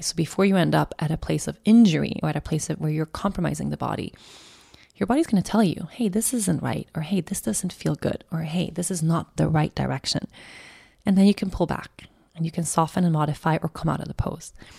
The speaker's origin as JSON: {"language": "English", "area": "an island outside of Stockholm", "region": "Stockholm County", "country": "Sweden", "tie": "born or raised there", "said": "the island where I grew up outside of Stockholm"}